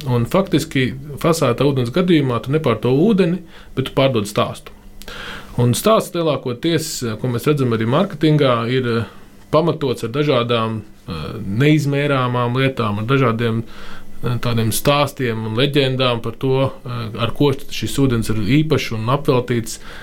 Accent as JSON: {"language": "Latvian", "town": "Liepāja", "region": "Kurzeme", "country": "Latvia", "tie": "born or raised there", "also_born_or_lived": "Riga", "moved": "as an adult", "said": "mans personīgais piemērs ir visu bērnību dzīvojot Liepājā"}